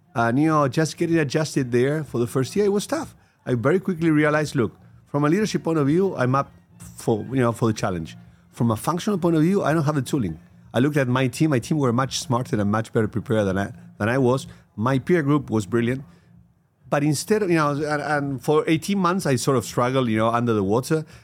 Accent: Argentina; I had a career in Pepsi Costar in Argentina, my home country

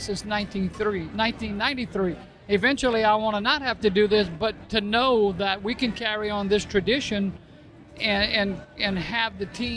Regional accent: Cajun, Louisiana, United States

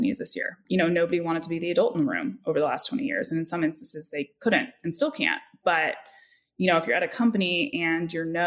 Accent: Bay Area, California, United States; I grew up in the Bay Area

